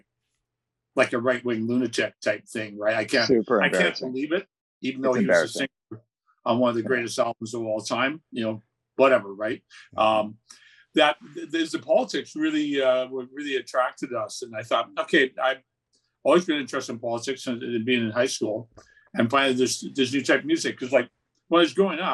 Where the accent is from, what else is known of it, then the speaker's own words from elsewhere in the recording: Burnaby, British Columbia, Canada; I was growing up in North Burnaby.